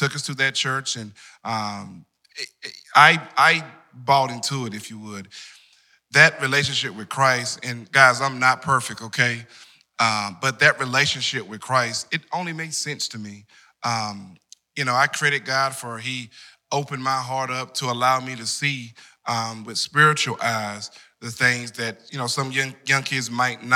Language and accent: English; Wendell, North Carolina, United States; the amazing large town of Wendell